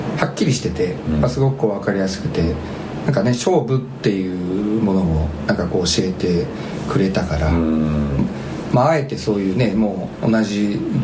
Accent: Shizuoka, Japan; 出身は静岡県

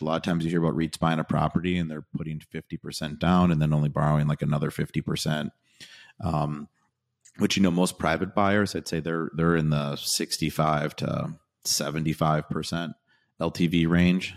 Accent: Wisconsin, United States; I'm from Wisconsin

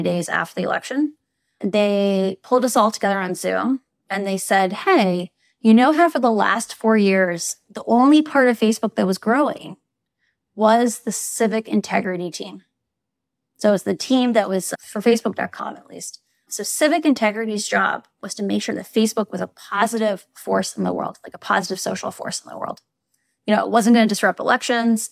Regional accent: Iowa, United States; I grew up in Iowa

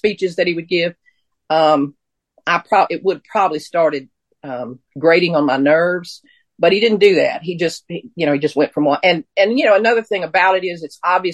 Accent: Mississippi, United States; moved away as an adult; also born or lived in Western North Carolina; I grew up in Mississippi. I went to college in Mississippi.

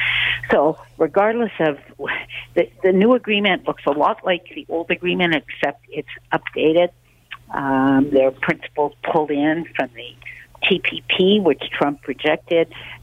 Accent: Canada; as a Canadian

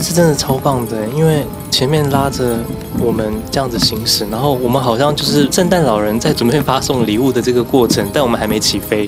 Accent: Taiwan; 我们就说我们来自台湾嘛

